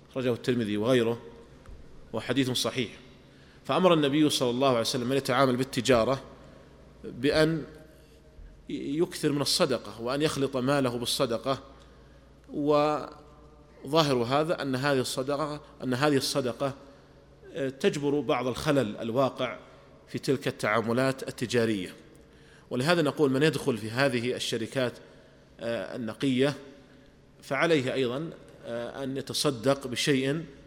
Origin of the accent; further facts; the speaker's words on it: Saudi Arabia; عندنا في المملكة العربية السعودية